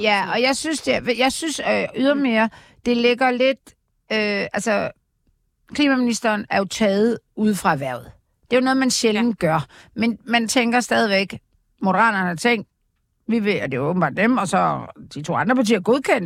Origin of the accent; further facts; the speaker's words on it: Aarhus, Central Denmark Region, Denmark; jeg er født i Aarhus